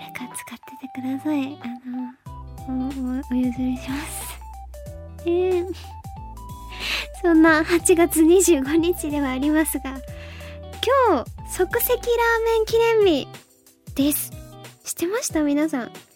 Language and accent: Japanese; Fukuoka, Japan; moved away; 福岡出身だからなのか